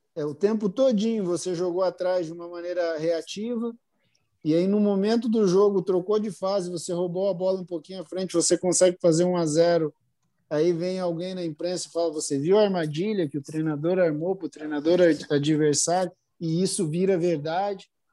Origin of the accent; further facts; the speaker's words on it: Brazil; a gente é brasileiro realmente